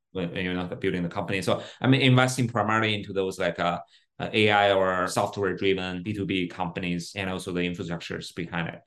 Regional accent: Beijing, China; I was born and raised in, in Beijing

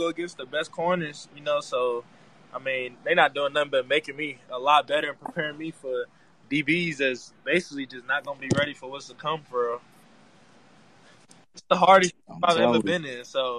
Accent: Philadelphia, Pennsylvania, United States; moved away; So I'm from Philly, and I was a huge Eagles fan when he was there. I moved to Texas. I was the only Eagles fan, you know, in cowboy country.

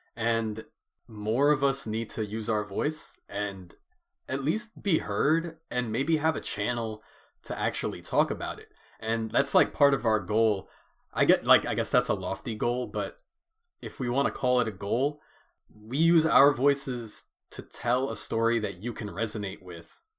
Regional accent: United States; we're both first generation Americans, but we come from Caribbean households

